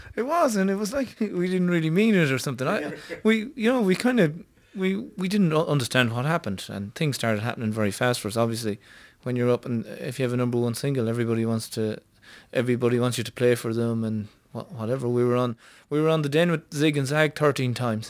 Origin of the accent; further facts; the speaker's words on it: Ireland; this band was happening in my hometown